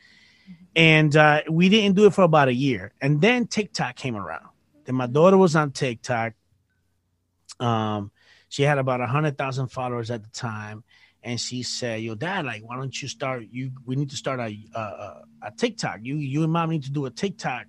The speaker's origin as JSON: {"language": "English", "country": "Puerto Rico", "said": "I'm from Puerto Rico."}